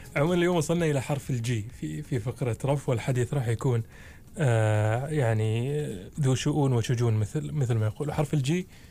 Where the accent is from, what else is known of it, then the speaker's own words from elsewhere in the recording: Oman; عندنا في عمان